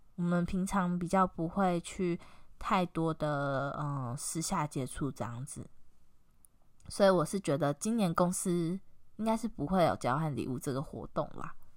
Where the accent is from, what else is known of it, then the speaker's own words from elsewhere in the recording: Taiwan; accent: Taiwanese Mandarin (台灣國語); 算台湾国语吗？的那种感觉很严重